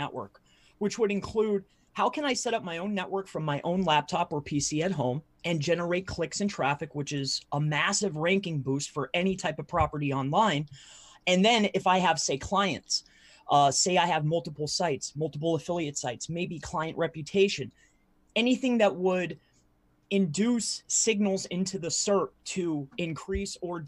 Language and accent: English; Fort Myers, Florida, United States; Originally I'm from Fort Myers, Florida